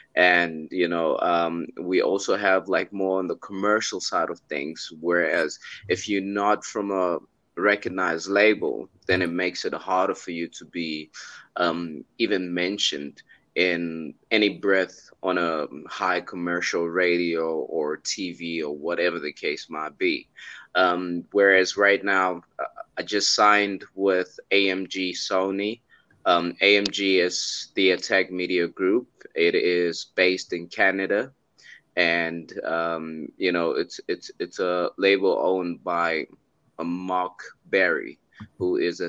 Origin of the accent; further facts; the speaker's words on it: South Africa; I'm from South Africa.